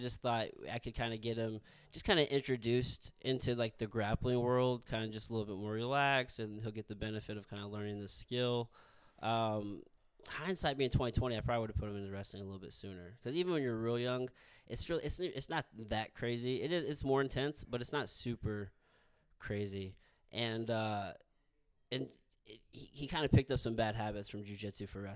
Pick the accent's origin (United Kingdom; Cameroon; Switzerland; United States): United States; Potosi, Missouri; I'm from Potosi, Missouri